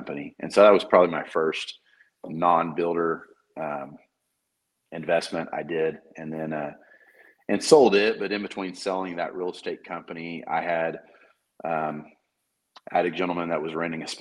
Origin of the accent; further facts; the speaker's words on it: Moore, Oklahoma, United States; moved away as an adult; I'm from Moore. I graduated there